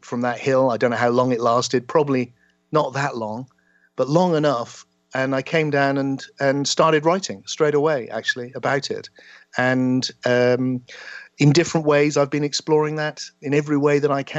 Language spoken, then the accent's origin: English; South West England, United Kingdom; the small town I grew up in the West Country of England